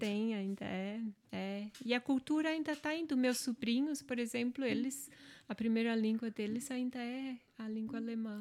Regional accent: Angelina, Santa Catarina, Brazil; accent: German accent in Portuguese; first language German dialect; Portuguese is a second language; now in Ireland; Minha origem é alemã e lá onde eu nasci, a comunidade em si, todos eram dessa origem.

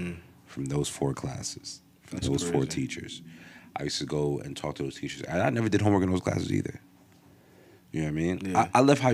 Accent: Englewood, United States; I remember I came from Englewood.

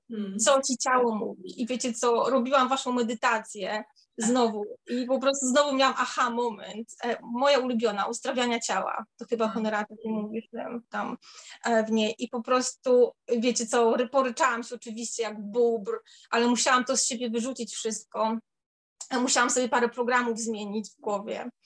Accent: Warmian-Masurian Voivodeship, Poland; moved away as an adult; now in London, United Kingdom; u nas na Mazurach się nie, nie używa takiego słowa

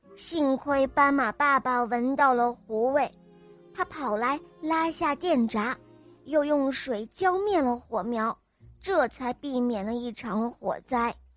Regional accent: Canada; 今年快五岁了，我来自加拿大

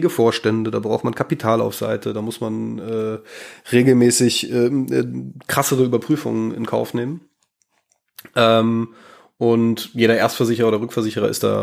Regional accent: North Rhine-Westphalia, Germany; also born or lived in Darmstadt; also ich komme ursprünglich aus der Ecke von Bonn-Köln

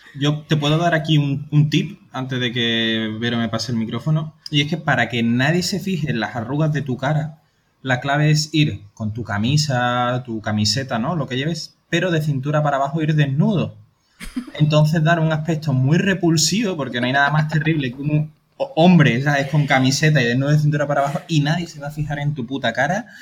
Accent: Andalusia, Spain; somos andaluces

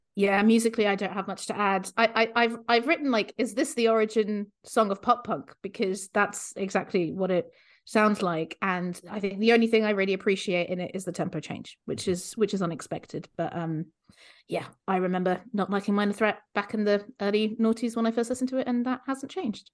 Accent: Luxembourg; moved away; I grew up in Luxembourg

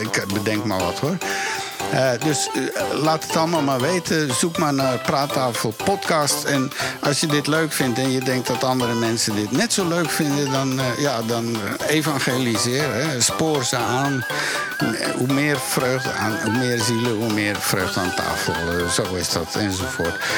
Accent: Woerden, Utrecht, Netherlands; moved away; also born or lived in New York; waar ik opgegroeid ben in Woerden, in Nederland

